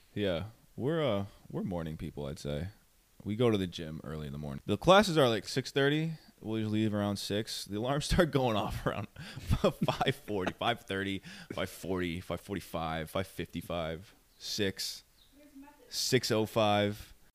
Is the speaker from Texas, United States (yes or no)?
no; New York, United States; I'm from New York